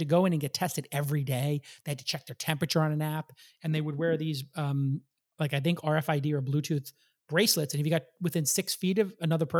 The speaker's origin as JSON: {"language": "English", "region": "New York", "country": "United States", "said": "Enforcement of jaywalking in Santa Monica, I learned very early as a New Yorker, was enforced."}